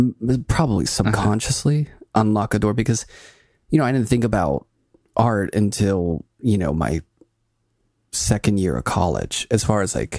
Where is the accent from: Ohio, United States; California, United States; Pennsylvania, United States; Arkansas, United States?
Pennsylvania, United States; Pittsburgh; I grew up in Pittsburgh and right down the street from me, about a block and a half, was an artist.